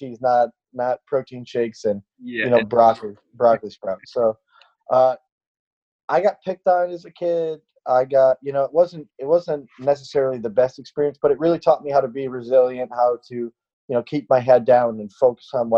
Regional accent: upstate New York, United States; I grew up in a very small town in upstate New York, maybe 90 miles north of Syracuse

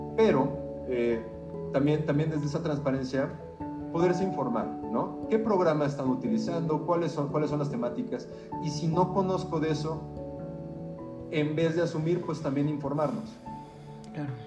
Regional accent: Mexico; mexicanos, mexicanas

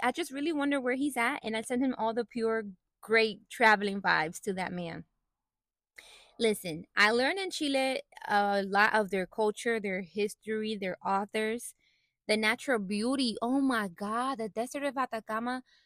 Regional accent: Puerto Rico; I was born and raised in Puerto Rico

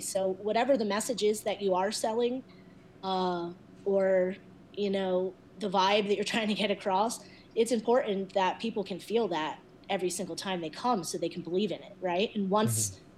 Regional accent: Philadelphia, Pennsylvania, United States; moved away as an adult; now in Denver, United States; I was coming from Philadelphia

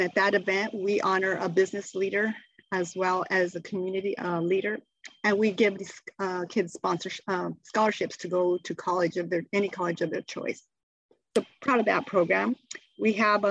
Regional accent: Superior, Arizona, United States; I was raised in Superior, Arizona, my small little mining town, very close-knit community

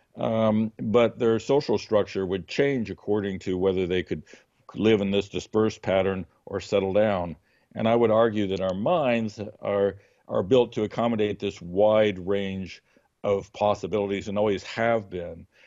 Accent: United States; we are, like, totally American about it

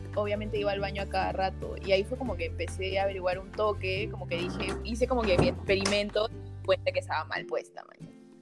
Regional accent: Juliaca, Puno, Peru; yo soy natalmente de Juliaca, Juliaca está en Puno

